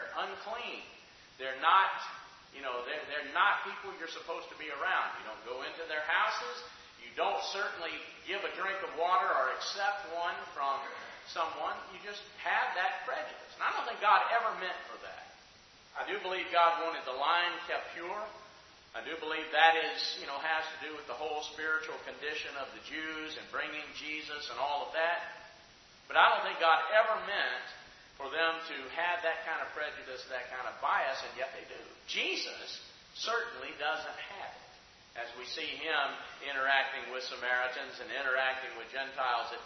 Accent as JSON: {"language": "English", "region": "the South", "country": "United States", "tie": "born or raised there", "said": "growing up in the South."}